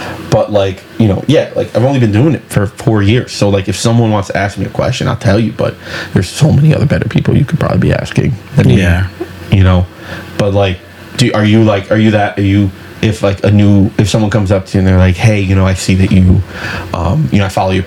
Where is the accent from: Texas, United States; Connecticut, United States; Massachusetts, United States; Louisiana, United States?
Connecticut, United States; Bridgeport; we are from Bridgeport.